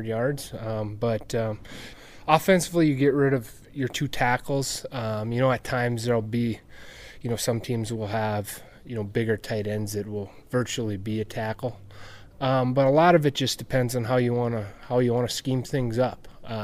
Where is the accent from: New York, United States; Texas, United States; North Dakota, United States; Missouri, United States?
North Dakota, United States; Drake; I grew up in the country between Balfour and Drake